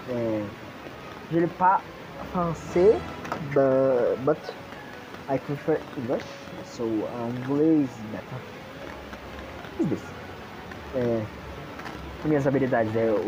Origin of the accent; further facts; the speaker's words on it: São Paulo, Brazil; Sou de São Paulo, é muito longe, não importa.